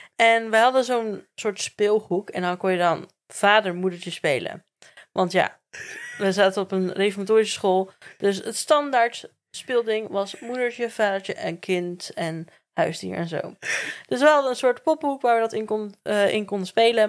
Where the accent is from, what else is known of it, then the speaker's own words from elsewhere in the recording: Werkendam, North Brabant, Netherlands; also born or lived in Gorinchem; ik ben geboren in Gorkum in het ziekenhuis, maar ik heb gewoon heel mijn leven in Werkendam gewoond